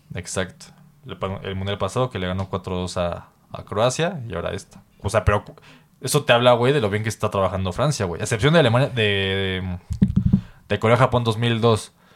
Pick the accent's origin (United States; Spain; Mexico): Mexico; nosotros como mexicanos